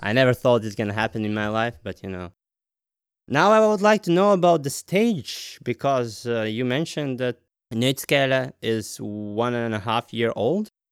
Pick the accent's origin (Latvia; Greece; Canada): Latvia; now in Denmark; I'm originally from Latvia